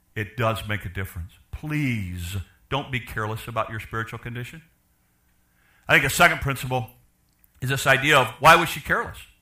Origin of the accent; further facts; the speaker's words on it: Chicago, Illinois, United States; I'm from Chicago.